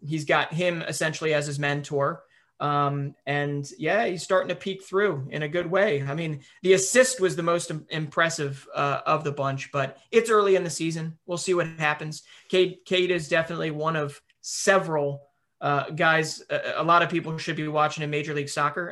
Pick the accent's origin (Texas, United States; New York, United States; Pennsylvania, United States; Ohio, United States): Pennsylvania, United States; Philadelphia; where I'm from Philadelphia